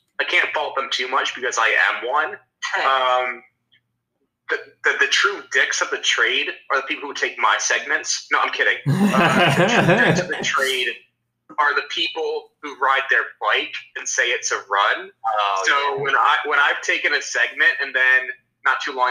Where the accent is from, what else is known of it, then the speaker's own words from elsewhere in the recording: Delaware, United States; moved away; my hometown in Delaware